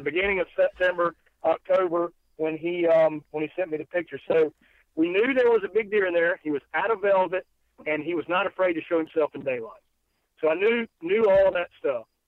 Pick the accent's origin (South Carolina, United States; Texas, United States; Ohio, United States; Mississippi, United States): South Carolina, United States; being from South Carolina